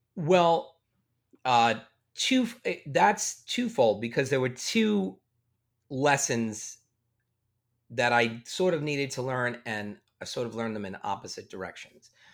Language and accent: English; Long Island, New York, United States; accent: Long Island; get as much of the Long Island out of my speech patterns